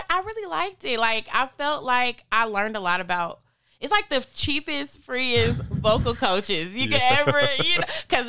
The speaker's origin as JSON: {"language": "English", "town": "Nashville", "region": "Tennessee", "country": "United States", "tie": "born or raised there", "also_born_or_lived": "Atlanta, Georgia", "said": "I'm from Nashville, but I was raised in Atlanta and then back to Nashville."}